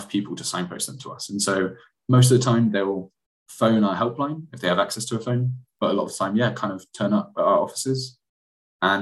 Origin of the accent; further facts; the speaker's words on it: Bristol, South West England, United Kingdom; also born or lived in Manchester; came back to my hometown Bristol and started working here